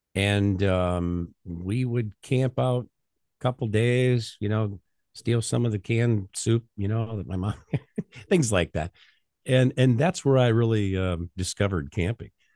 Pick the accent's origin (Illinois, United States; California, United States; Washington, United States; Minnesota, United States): Illinois, United States; North Central; I grew up on the farm, uh, in the middle of nor-, what was it, North Central Illinois